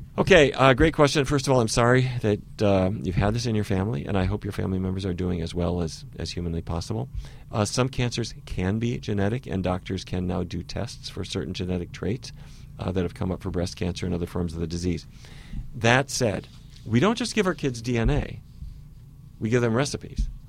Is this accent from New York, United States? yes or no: no; Fargo, North Dakota, United States; I grew up in Fargo, North Dakota.